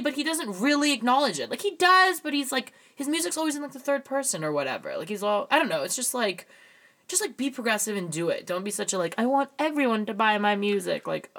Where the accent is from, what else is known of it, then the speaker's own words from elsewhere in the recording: United Kingdom; As a British vocalist. There's only going to be one, and now he took it.